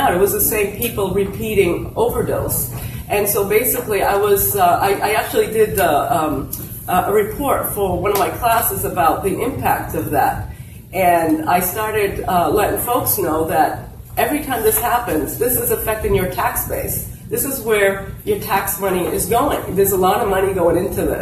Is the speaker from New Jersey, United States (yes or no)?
no; New Bedford, Massachusetts, United States; English is a second language; I am an immigrant. I came here at the age of 5